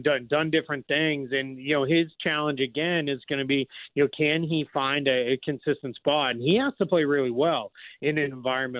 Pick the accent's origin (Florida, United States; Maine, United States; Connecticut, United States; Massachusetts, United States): Florida, United States; Orlando; I'm an Orlando guy